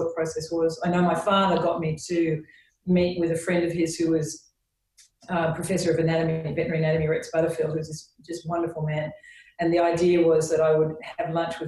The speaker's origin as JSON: {"language": "English", "town": "Sydney", "region": "New South Wales", "country": "Australia", "tie": "born or raised there", "moved": "as an adult", "lives_now": "United Kingdom"}